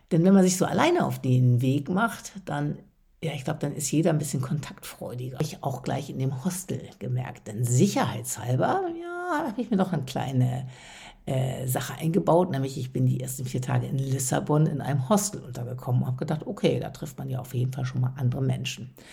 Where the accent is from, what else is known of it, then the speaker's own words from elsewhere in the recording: Westerstede, Lower Saxony, Germany; now in Hamburg, Germany; wie in meiner Heimat in Westerstede, und das ist ja hier in Hamburg auch so häufig gegangen und gäbe, noch ein freundliches